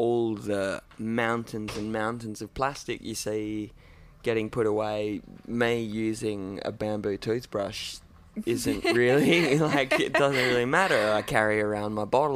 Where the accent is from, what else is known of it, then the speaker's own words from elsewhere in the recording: Derby, Western Australia, Australia; also born or lived in Perth; I actually grew up in Derby.